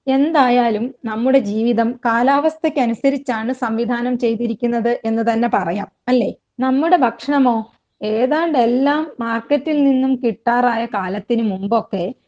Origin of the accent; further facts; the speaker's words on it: Wayanad, Kerala, India; പശ്ചിമഘട്ടത്തിലെ അതീവ പരിസ്ഥിതി പ്രാധാന്യമുള്ള വയനാട്ടിൽ ജനിച്ചു വളർന്ന ആളാണ്